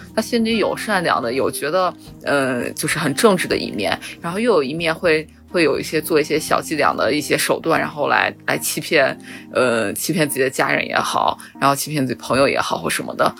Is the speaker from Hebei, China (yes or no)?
no; Xi'an, Shaanxi, China; moved away; 我高手回到了我家乡西安